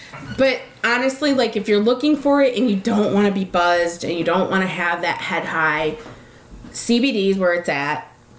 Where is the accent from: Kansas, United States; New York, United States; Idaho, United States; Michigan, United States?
Michigan, United States; Detroit; We're from Detroit.